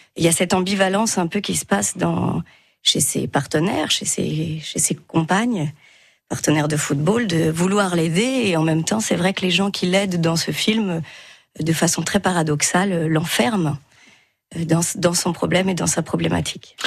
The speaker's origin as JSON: {"language": "French", "town": "Metz", "region": "Grand Est", "country": "France", "tie": "born or raised there", "said": "je suis originaire de Metz"}